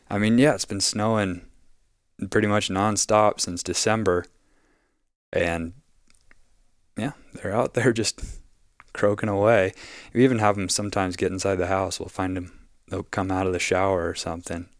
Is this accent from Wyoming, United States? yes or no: yes; Wyoming, United States; also born or lived in Southern Colorado; now in Oregon, United States; I'm from Wyoming